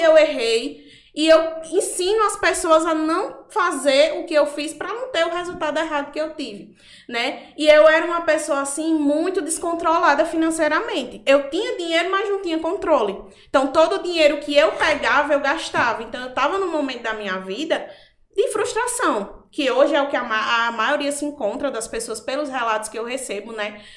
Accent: Macau, Rio Grande do Norte, Brazil; accent: nordestino; also born or lived in Natal, Rio Grande do Norte; Eu sou natural de Natal, porém eu vim morar em Macau quando eu fiz meus 10 anos

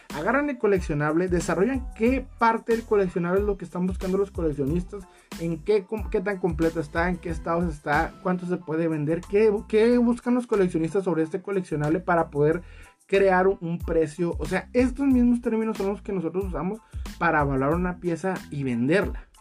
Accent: Mexico; en mi país, México, no se puede tal cual vivir de esto

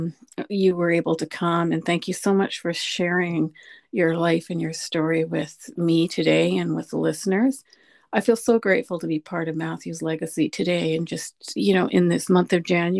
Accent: Canada; being Canadian

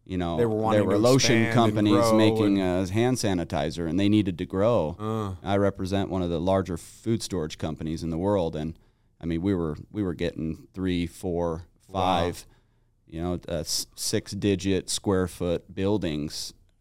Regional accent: Salt Lake City, Utah, United States; Yeah, I grew up here in Utah.

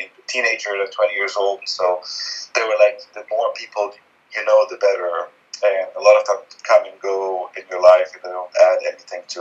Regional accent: Lebanon; I grew up in Lebanon in the 70s during the Civil War

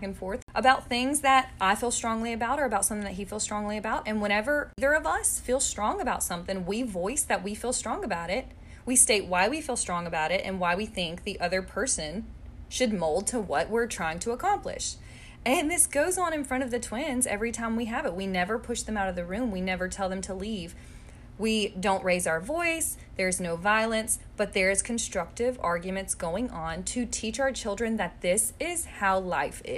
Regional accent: United States; I came from America

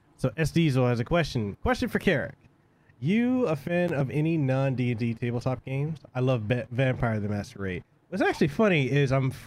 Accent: Samoa; moved away; I'm originally from Western Samoa

